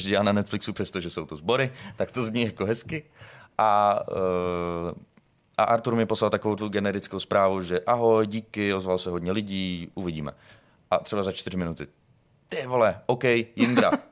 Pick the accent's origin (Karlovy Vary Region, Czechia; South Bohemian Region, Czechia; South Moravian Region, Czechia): South Moravian Region, Czechia; Brno; moved away as an adult; now in Prague, Czechia; A v roce 2020 jsem se přestěhoval do Prahy. Já jsem z Brna